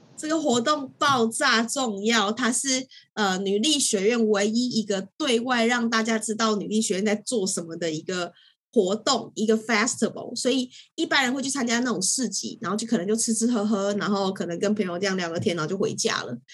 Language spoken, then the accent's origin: Chinese; Taiwan; 我身在台湾